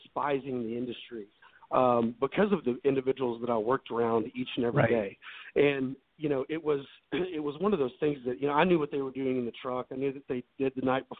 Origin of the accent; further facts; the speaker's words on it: Memphis, Tennessee, United States; moved away as an adult; also born or lived in Dallas, Texas / Laguna Beach, California; now in Nashville, United States; I'm originally from Memphis, Tennessee, and I grew up there